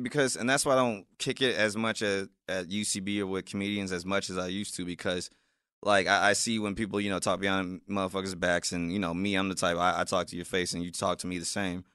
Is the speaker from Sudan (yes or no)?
no; South Bend, Indiana, United States; now in Los Angeles, United States; being from Indiana and South Bend, being one of the few to make it out of there, I'm getting love back in my hometown